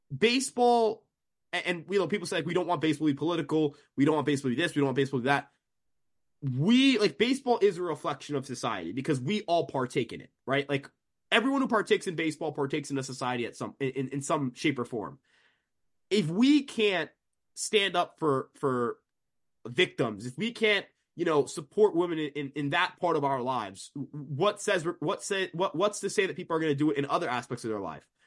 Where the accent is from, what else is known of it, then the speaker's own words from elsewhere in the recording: New York, United States; I'm also from New York